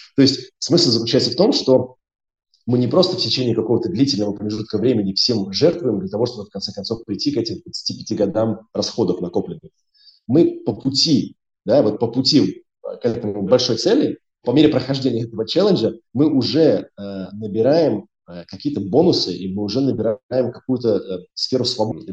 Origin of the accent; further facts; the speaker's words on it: Riga, Latvia; moved away as an adult; also born or lived in United Kingdom; я, я из Риги, я из Латвии, э, я учился в школе в Риге